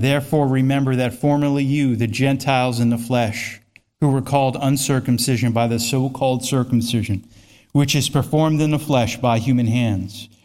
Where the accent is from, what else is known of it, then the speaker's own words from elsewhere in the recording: United States; I'm an American citizen